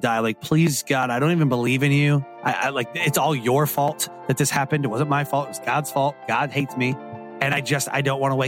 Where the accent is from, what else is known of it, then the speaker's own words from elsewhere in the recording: Detroit, Michigan, United States; I grew up in Detroit, Michigan